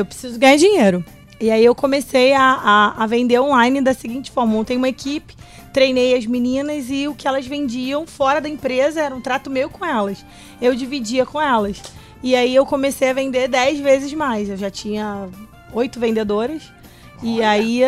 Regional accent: Rio de Janeiro, Brazil; nascida e criada em Madureira

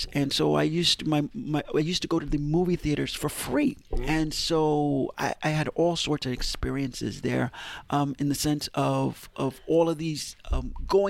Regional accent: New York City, New York, United States; I grew up in Harlem, on 149th and Broadway

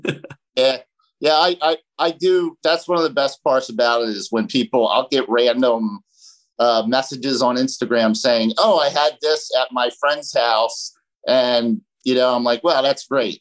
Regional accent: New Jersey, United States; moved away as an adult; now in Delaware County, United States; I grew up in South Jersey

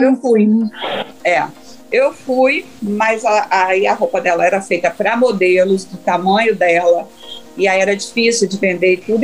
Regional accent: Cachoeiro de Itapemirim, Espírito Santo, Brazil; moved away; also born or lived in Rio de Janeiro; Cachoeiro, que é minha cidade, onde eu nasci, Cachoeiro da Pinheirim

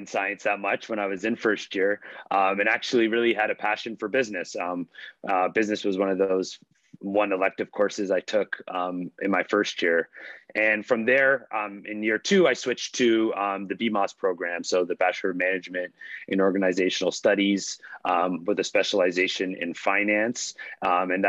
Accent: Toronto, Ontario, Canada; also born or lived in Halifax, Nova Scotia / Pickering, Ontario; I was born in Halifax, Nova Scotia. My mom actually had me when she was in law school at Dalhousie, but I moved to Toronto when I was just 2 years old. Initially, we were in Scarborough growing up, and then we moved to Pickering when I was around 8 or 9 years old

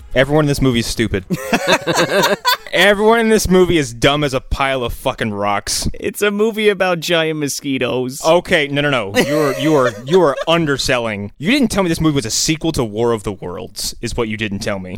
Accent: East Coast, United States; we're all from the East Coast.

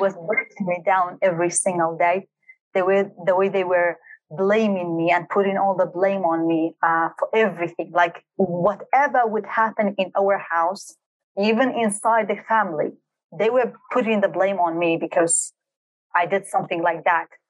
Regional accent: Halabja, Kurdistan Region, Iraq; also born or lived in Dubai, United Arab Emirates; I was born and raised in Halabja city, which is a very small town in Kurdistan region of Iraq

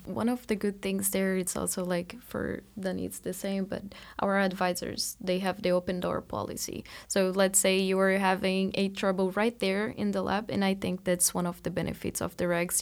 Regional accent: Brazil; moved away as an adult; now in Marianna, United States; I am from Brazil, and at the end of my undergrad, I came to the U S

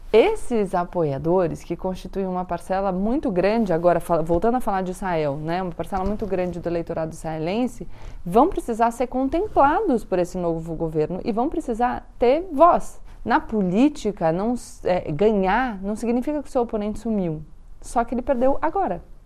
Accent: Brazil; a gente, como brasileiro, também ouve diariamente na nossa política aqui no Brasil

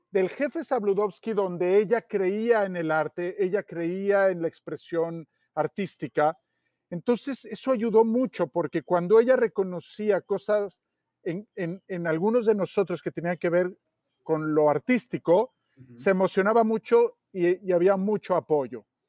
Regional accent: Mexico City, Mexico; en el lugar donde yo nací o me tocó nacer, ¿no? que es en la Ciudad de México

